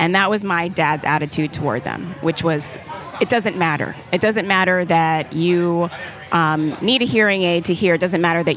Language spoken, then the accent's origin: English; Jamaica; now in United States; I was born in Jamaica